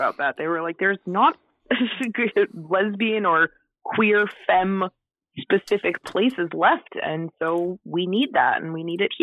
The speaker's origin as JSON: {"language": "English", "town": "Worcester", "region": "Massachusetts", "country": "United States", "tie": "born or raised there", "moved": "yes", "said": "my hometown"}